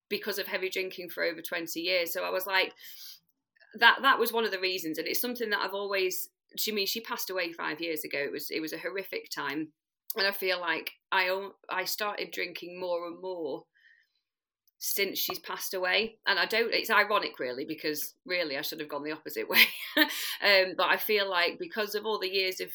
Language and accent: English; Manchester, North West England, United Kingdom; I'm from South Manchester in the UK